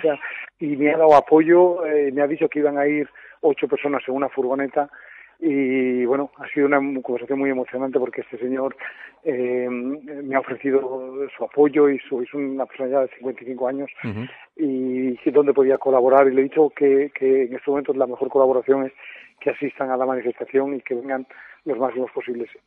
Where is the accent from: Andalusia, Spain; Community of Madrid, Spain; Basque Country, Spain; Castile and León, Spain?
Basque Country, Spain; Durango; moved away as an adult; now in Switzerland; sí yo soy de, Durango de Llorreta es donde me he criado y, y donde he nacido